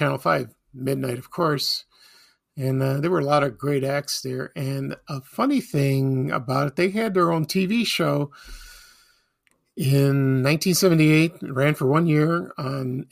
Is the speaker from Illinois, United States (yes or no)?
yes; Chicago, Illinois, United States; I'm from the South Side